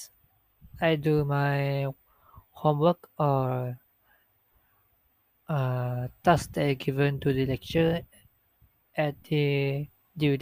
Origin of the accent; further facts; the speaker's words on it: Sarawak, Malaysia; English is a second language; moved away as an adult; I'm come from Sarawak, so I don't know how to talk or speak freely for Malay language.